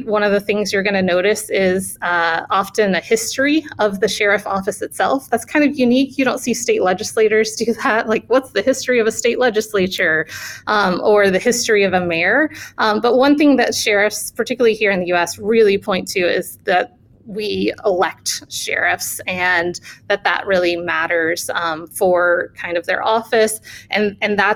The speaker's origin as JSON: {"language": "English", "town": "Birmingham", "region": "Alabama", "country": "United States", "tie": "born or raised there", "said": "I grew up in Birmingham, Alabama"}